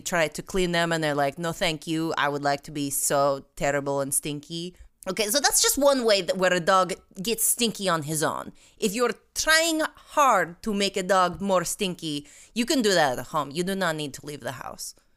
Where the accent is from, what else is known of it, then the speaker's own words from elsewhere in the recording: Russia; moved away; I am from Russia